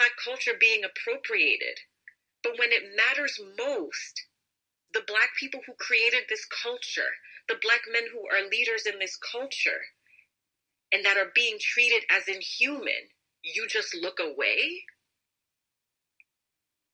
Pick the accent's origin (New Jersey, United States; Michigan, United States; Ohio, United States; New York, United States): New York, United States; I am a first generation Haitian American, born and raised in New York